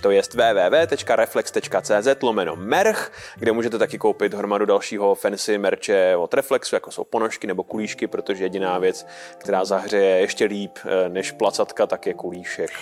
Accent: Czechia; my jako Češi

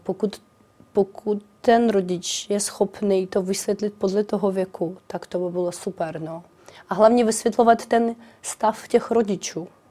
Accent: Kharkiv, Kharkiv Oblast, Ukraine; Czech is a second language; now in Czech Republic; Charkov je moje rodné město

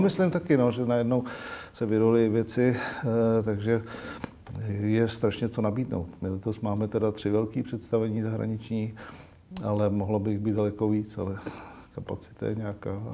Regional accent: Czechia; jsme jak Češi

